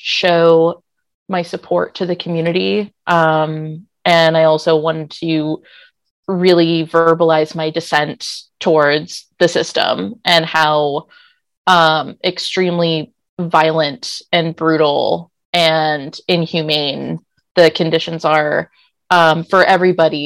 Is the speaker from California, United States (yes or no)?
yes; San Francisco, California, United States; now in Portland, United States; I'm from San Francisco